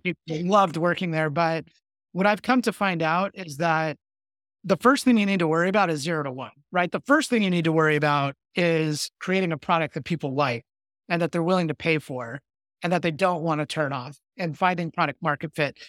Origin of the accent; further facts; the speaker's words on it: Victorville, California, United States; I grew up in the Mojave Desert in a small town called Victorville. That's in Southern California